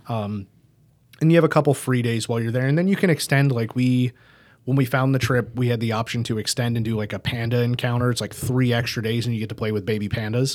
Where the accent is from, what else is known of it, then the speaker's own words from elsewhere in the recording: United States; we're American